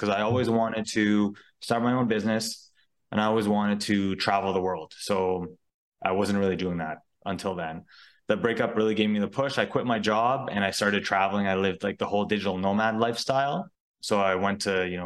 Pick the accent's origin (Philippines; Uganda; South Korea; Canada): Canada; Ottawa, Ontario; also born or lived in Mexico; I was born and raised in Ottawa, Canada